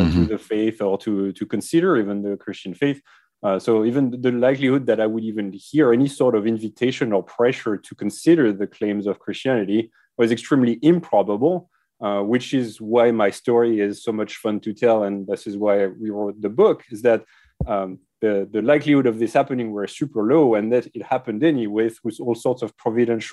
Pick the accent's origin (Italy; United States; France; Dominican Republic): France; accent: French; English is a second language; moved away as an adult; so I grew up in France, as my accent readily betrays. I was in France until I was 25